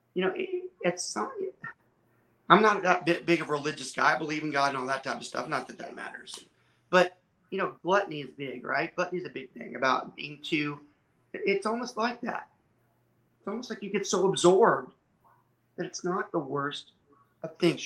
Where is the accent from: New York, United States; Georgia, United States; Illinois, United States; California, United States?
Georgia, United States; also born or lived in southern Louisiana; now in Texas, United States; I was born in southern Louisiana, I was raised in Georgia, and I reside in Texas